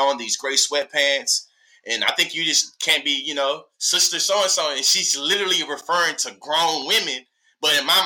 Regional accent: Texas, United States; moved away as an adult; now in Oklahoma, United States; I'm from Texas. I'm born and raised in Texas.

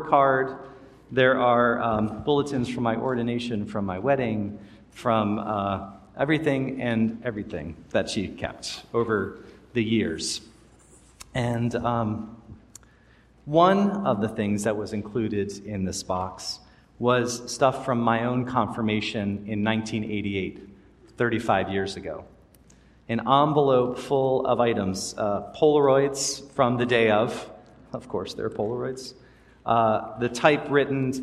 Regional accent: Maryland, United States; the church I grew up in Maryland

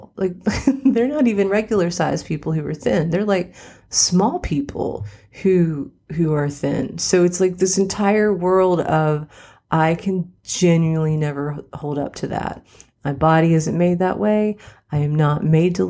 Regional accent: West Virginia, United States; now in Nashville, United States; I grew up in West Virginia

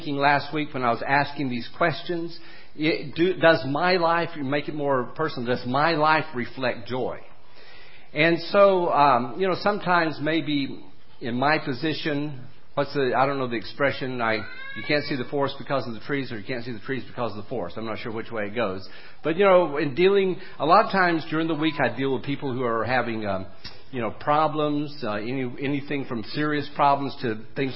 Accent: United States; I was born in America with Christian parents

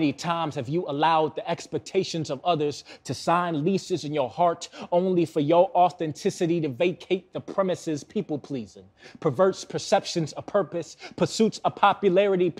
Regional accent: Milwaukee, Wisconsin, United States; Born and raised in Milwaukee, still live in Milwaukee

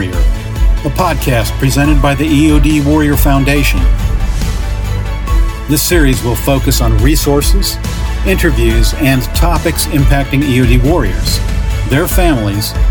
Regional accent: Pensacola, Florida, United States; also born or lived in New Jersey / Guam; Well, I grew up in Pensacola, Florida most of my life. I was born in New Jersey. I was the son of a Navy photographer, so we did a little bit of traveling around the world.

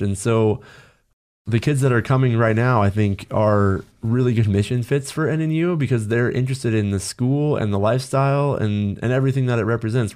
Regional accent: Los Angeles, California, United States; growing up in Los Angeles

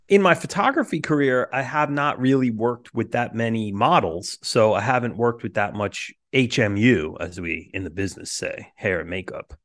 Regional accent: New York City, New York, United States; Staten Island, where I grew up

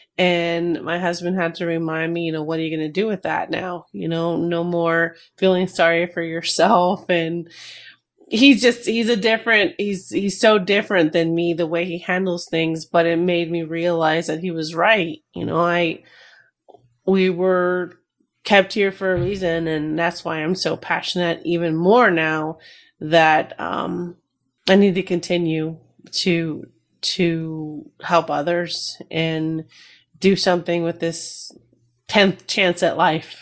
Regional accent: New Jersey, United States; Both my parents are from Peru, and I was born in Jersey

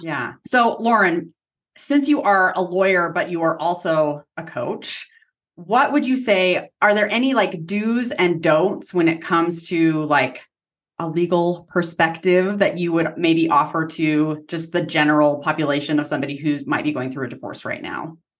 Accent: Utah, United States; I'm from Utah

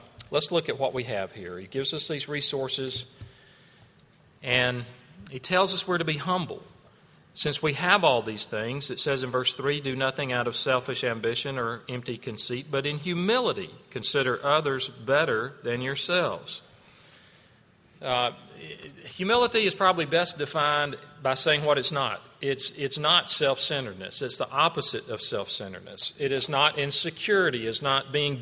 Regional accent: the South, United States; I'm being from South

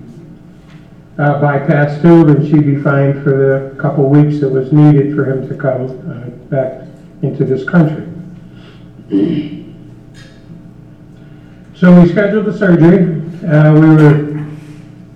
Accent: Indiana, United States; We're from Indiana

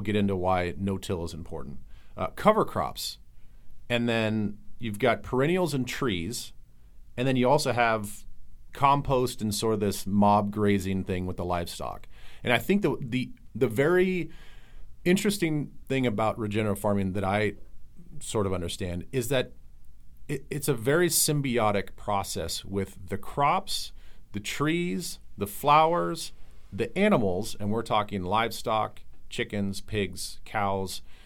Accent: Midwest, United States; also born or lived in Iowa / South Dakota; I grew up in Iowa and South Dakota

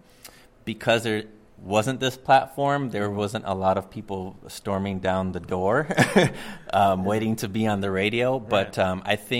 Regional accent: Chicago, Illinois, United States; moved away as an adult; now in Kansas City, United States; as a kid growing up in Chicago, I was the hardcore underground hip-hop guy.

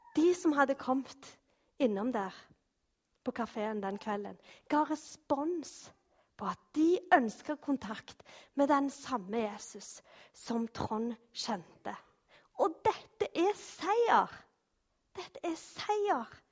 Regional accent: Norway; vi er jo nordmenn

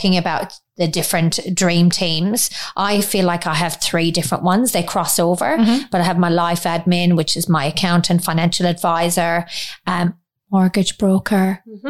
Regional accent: Ireland; now in Australia; we're both Irish, so we don't have any family here.

